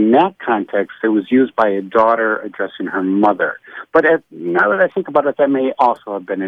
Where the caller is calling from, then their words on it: Milwaukee, Wisconsin, United States; I'm calling from Milwaukee, Wisconsin.